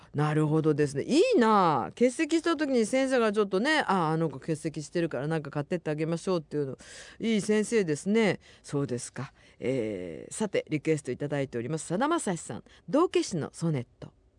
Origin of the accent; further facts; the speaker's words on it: Nagasaki, Japan; accent: Nagasaki dialect; 長崎に私がいる時は長崎弁しか喋らない